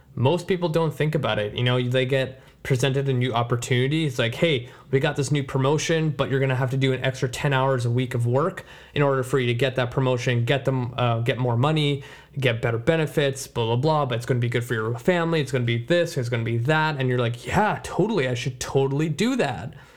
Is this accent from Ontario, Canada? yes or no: no; Surrey, British Columbia, Canada; Surrey is my hometown where I grew up